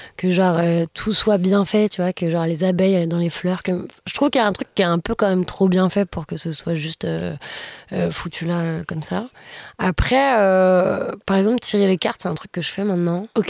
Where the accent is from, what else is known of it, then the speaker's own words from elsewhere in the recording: Lyon, Auvergne-Rhône-Alpes, France; moved away as an adult; now in Paris, France; je suis lyonnaise